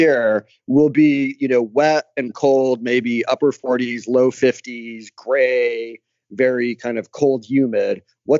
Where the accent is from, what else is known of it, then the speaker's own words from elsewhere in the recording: Midwest, United States; moved away; I grew up in the Midwest